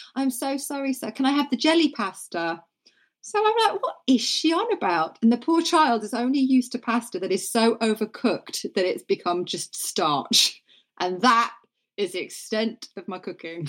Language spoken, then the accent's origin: English; Norfolk, East of England, United Kingdom; I grew up in Norfolk, and everybody was either into horse riding or sport